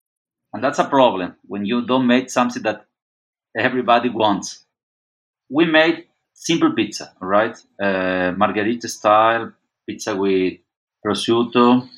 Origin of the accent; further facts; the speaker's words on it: Argentina; now in Brazil; I'm not Brazilian. I'm from Argentina.